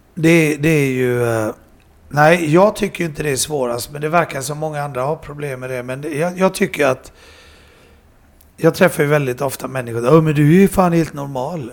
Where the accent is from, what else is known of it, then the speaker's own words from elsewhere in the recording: Sweden; det var jag, och Andy och jag och Panda mm. som var svenskar.